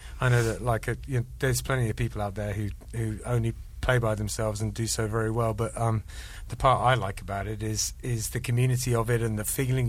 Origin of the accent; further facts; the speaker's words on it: London, United Kingdom; moved away as an adult; also born or lived in Andover; I was born in London